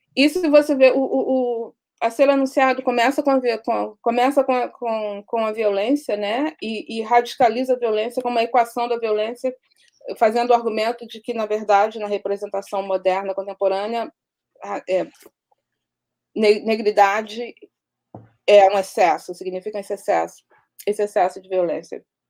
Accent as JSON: {"language": "Portuguese", "region": "Rio de Janeiro", "country": "Brazil", "tie": "born or raised there", "said": "onde eu cresci na Vila Aliança"}